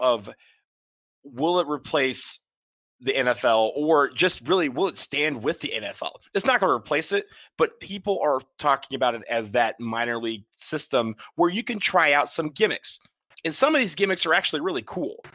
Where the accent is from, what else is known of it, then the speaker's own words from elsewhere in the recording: Washington, District of Columbia, United States; my hometown, DC